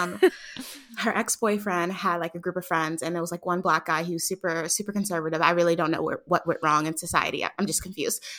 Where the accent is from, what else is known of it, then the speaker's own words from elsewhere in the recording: New York City, New York, United States; now in Atlanta, United States; I was born and raised in Harlem, but I live in Atlanta